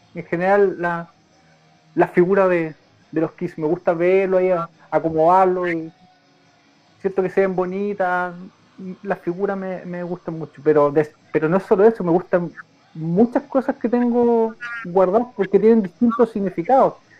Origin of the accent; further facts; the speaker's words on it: Loncoche, Araucanía, Chile; yo soy oriundo igual de Loncoche